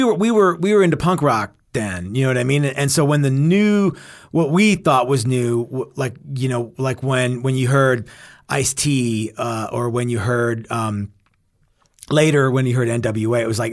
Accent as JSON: {"language": "English", "region": "Texas", "country": "United States", "tie": "born or raised there", "said": "so I grew up in North Texas, where there wasn't a huge punk rock scene"}